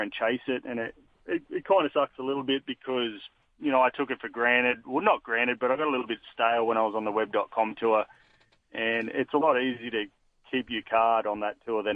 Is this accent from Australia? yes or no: yes; Newcastle, New South Wales, Australia; moved away as an adult; also born or lived in United States; I grew up in Newcastle, so I would always call that home